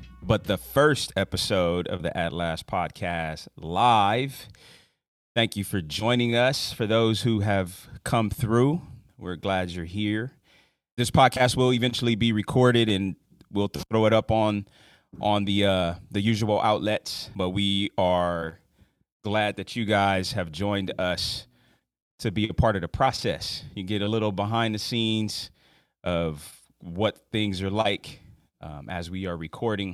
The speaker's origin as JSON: {"language": "English", "region": "West Coast", "country": "United States", "said": "coming from the West Coast, apparently I learned that we have accents too"}